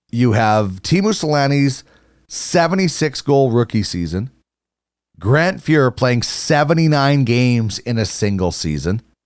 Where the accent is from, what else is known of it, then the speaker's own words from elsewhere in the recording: Manitoba, Canada; I'm you know from Manitoba, so I was a big uh, Jets fan